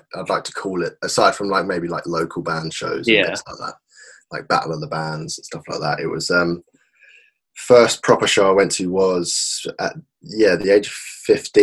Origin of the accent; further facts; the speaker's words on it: Woking, South East England, United Kingdom; in my hometown of Woking